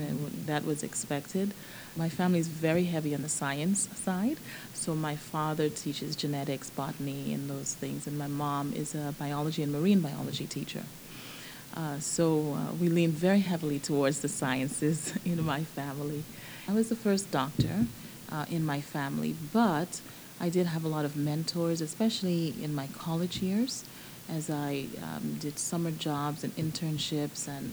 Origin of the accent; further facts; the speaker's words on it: Nassau, New Providence, Bahamas; moved away as an adult; also born or lived in Baltimore, Maryland / Southern California; now in Georgia, United States; I was born and raised in Nassau, Bahamas, and I came here for college.